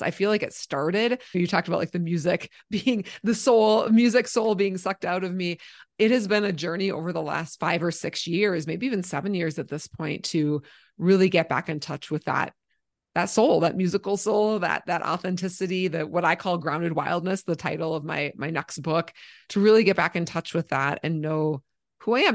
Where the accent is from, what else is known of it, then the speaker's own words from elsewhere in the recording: Minnesota, United States; now in Colorado, United States; I grew up in Minnesota